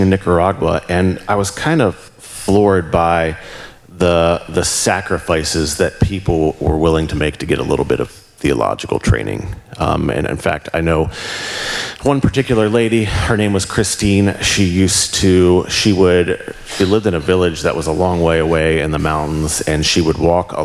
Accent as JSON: {"language": "English", "town": "Walkersville", "region": "Maryland", "country": "United States", "tie": "born or raised there", "also_born_or_lived": "Cumberland, Maryland", "moved": "as an adult", "said": "I grew up in Frederick, Walkersville"}